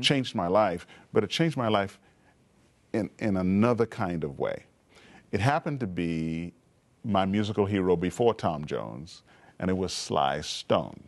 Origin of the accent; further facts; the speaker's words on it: Montreal, Quebec, Canada; also born or lived in Trinidad; I was growing up in Montreal, Canada. I was actually born in Trinidad and uh, when I was 10 years old, we moved to Canada.